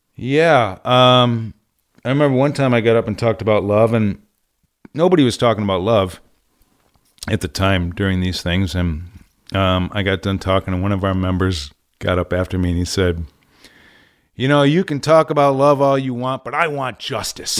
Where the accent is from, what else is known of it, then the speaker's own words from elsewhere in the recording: Syracuse, New York, United States; moved away as an adult; also born or lived in California; growing up in Syracuse